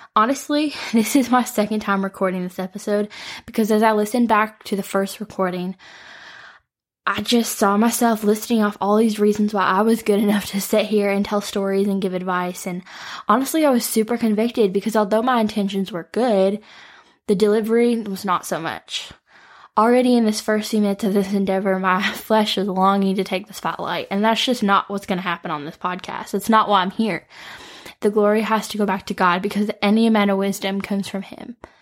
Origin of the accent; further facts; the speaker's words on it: Detroit, Michigan, United States; moved away as an adult; now in Nashville, United States; I am from the Metro Detroit area, but I moved to Nashville on my own at eighteen.